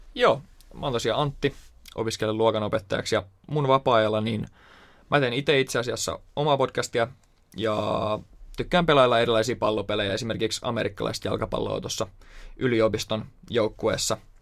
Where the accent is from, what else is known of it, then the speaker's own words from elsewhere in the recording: Turku, Southwest Finland, Finland; Mä oon kanssa Turusta kotoisin.